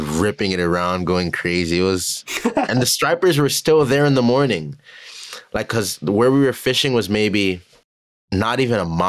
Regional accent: Florida, United States; I'm from Florida

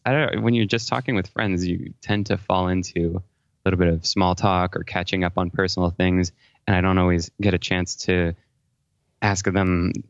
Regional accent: Paris, Île-de-France, France; moved away as an adult; now in United States; Well, my origin story is I was born in Paris, France. My dad is French and my mom is from California, but I actually grew up there until I graduated from high school.

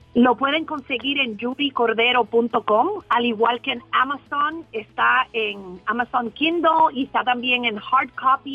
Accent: Michoacán, Mexico; now in Indianapolis, United States; Me encuentro por ahora en Indianápolis, pero soy michoacana de corazón.

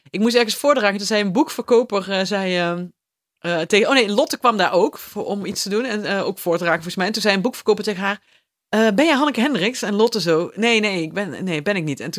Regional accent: Limburg, Netherlands; Terwijl ik ben toch echt een Limburger en jij bent echt een Fries.

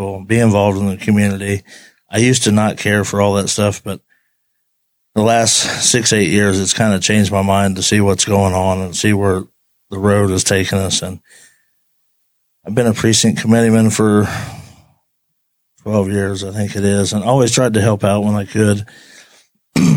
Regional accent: Henry County, Indiana, United States; I've been born and raised in Henry County and Louisville most of my life

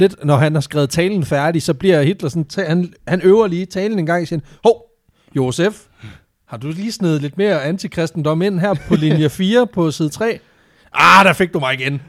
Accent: Southern Jutland, Southern Denmark, Denmark; jeg er vokset op i Sønderjylland

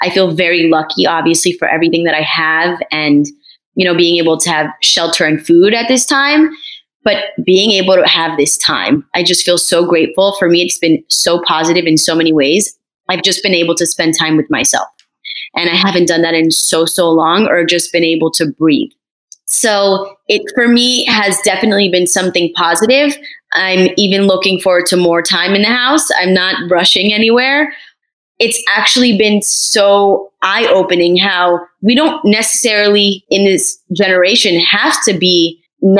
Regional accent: Paris, Île-de-France, France; also born or lived in Morocco (ancestry); now in Miami, United States; I'm actually from Paris, France. I was born there

